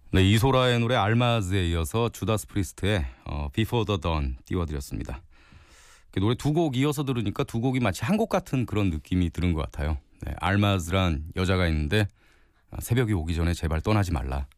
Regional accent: Gangneung, Gangwon, South Korea; 강원도 강릉에서 왔습니다. 네, 강원도 강릉에 살고 있는 43살 아저씨고요.

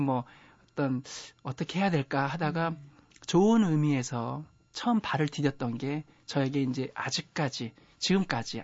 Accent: Boryeong, South Chungcheong, South Korea; 저 고향이요. 충남 보령군 남포면 아. 양항리 산 28.

